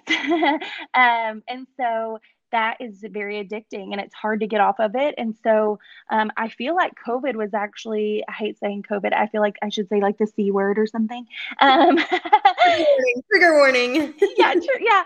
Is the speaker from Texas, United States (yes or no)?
yes; Paris, Texas, United States; moved away as an adult; I'm actually from Paris, Texas, which is about an hour and a half northeast of um Dallas